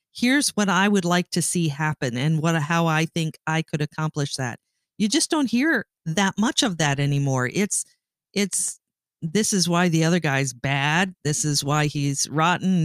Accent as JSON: {"language": "English", "country": "Canada", "moved": "as an adult", "lives_now": "United States", "said": "I'm Canadian. I, um, have lived in the United States for thirty-five years"}